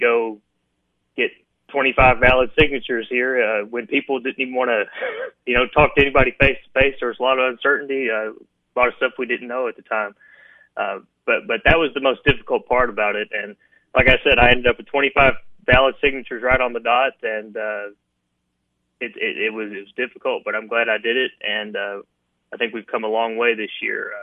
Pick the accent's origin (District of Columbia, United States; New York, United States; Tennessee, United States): Tennessee, United States; Sumner County; also born or lived in Eastern Kentucky; I come from Eastern Kentucky originally, and my parents are both musicians. They brought me down to Nashville. So I've lived in Tennessee since I was a little boy. Went to schools in Sumner County